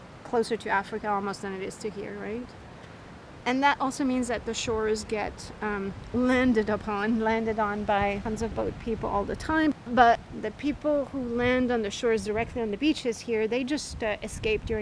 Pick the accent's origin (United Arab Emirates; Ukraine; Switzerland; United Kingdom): Switzerland; Basel, Basel-Stadt; also born or lived in New York; now in Sicily, Italy; I grew up in Basel, Switzerland